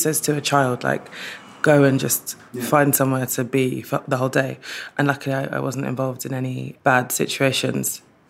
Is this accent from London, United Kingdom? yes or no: yes; London, United Kingdom; also born or lived in Streatham, London; I grew up in Streatham initially, and then we moved to Ladywell, which is just down the road, when I was around 8